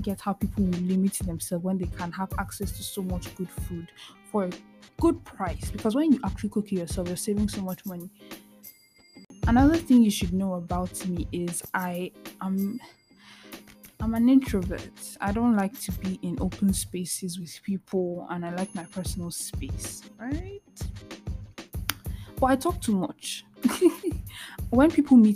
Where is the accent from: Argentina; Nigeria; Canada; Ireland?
Nigeria; eastern Nigeria; moved away as an adult; So I'm from the eastern part of Nigeria. And I grew up in Nigeria till I was 18 before I moved to go to school